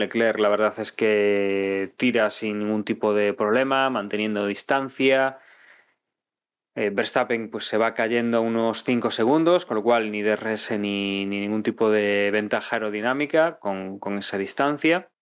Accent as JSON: {"language": "Spanish", "country": "Spain", "said": "como aficionado español"}